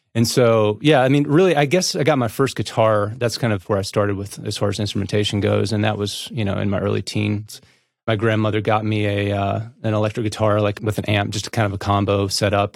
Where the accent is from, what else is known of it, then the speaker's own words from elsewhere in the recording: Northeast Tennessee, United States; now in Nashville, United States; I'm from East Tennessee, actually. Um, Northeast